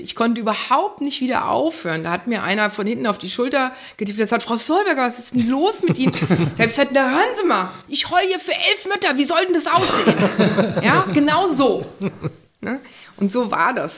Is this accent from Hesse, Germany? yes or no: yes; Wiesbaden, Hesse, Germany; ich habe in Wiesbaden, da komme ich her, einen Blumenladen gehabt